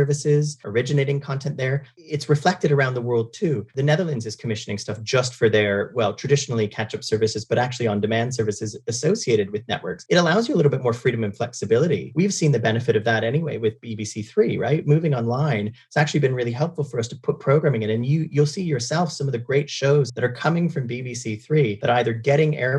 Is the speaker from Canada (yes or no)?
yes; Canada; moved away; I'm not from the UK. I'm originally from Canada